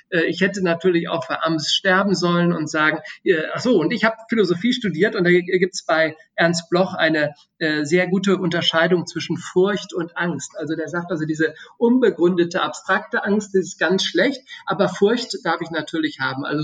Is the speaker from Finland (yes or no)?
no; Austria; natürlich Österreich, äh, äh das mein Heimatland ist und Deutschland, was äh, dessen Staatsbürger ich bin